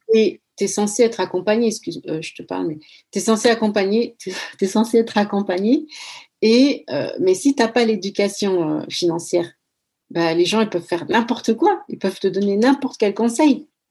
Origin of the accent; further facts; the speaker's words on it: France; moved away as an adult; also born or lived in Equatorial Guinea; now in Netherlands; j'ai grandi en France, donc ma personnalité, elle est influencée par la culture française. Mais euh, j'habite aux Pays-Bas maintenant